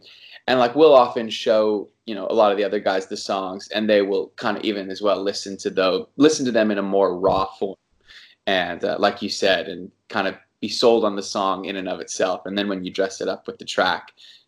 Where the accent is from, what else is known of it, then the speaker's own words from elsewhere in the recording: Long Beach, California, United States; born there; I was born in California. I was born in Long Beach.